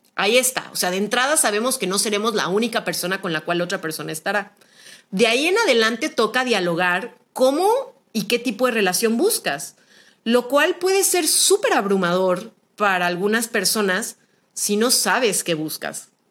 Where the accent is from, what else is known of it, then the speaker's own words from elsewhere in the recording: Guadalajara, Jalisco, Mexico; soy originaria de Guadalajara, Jalisco